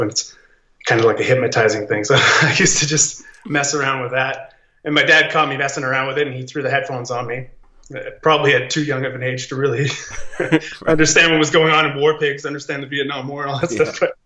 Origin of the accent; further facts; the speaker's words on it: Australia; I'm an Aussie cat